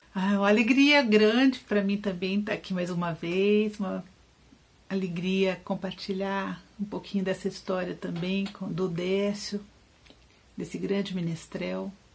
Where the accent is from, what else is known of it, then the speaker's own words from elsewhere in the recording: Santos, São Paulo, Brazil; moved away; minha família está aí, minha mãe, eu passei um tempo da minha infância em Santos, morei aí